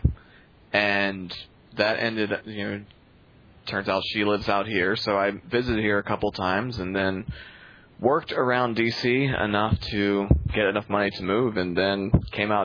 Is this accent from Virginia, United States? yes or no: yes; Staunton, Virginia, United States; there's nothing to do in Stanton except wander around in what passed for downtown